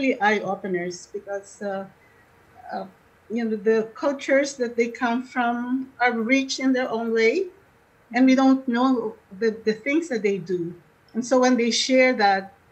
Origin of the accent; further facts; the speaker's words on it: Philippines; now in Winnipeg, Canada; back home in the philippines back home um see, we seem to be a homogeneous group because we're all from the Philippines.